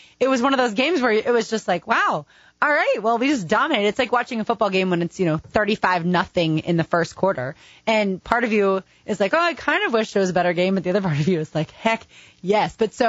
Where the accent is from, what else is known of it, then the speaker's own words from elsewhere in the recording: Philadelphia, Pennsylvania, United States; We're in town from Philadelphia.